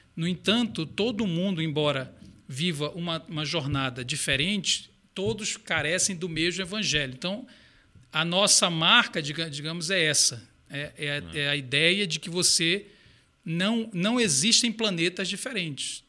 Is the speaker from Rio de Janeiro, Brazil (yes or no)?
no; Belém, Pará, Brazil; also born or lived in Belo Horizonte; now in São Paulo, Brazil; Eu sou de Belém do Pará